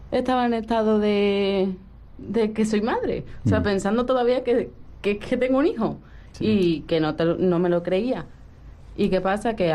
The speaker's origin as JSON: {"language": "Spanish", "country": "Spain", "tie": "born or raised there", "also_born_or_lived": "Russia", "said": "De Rusia."}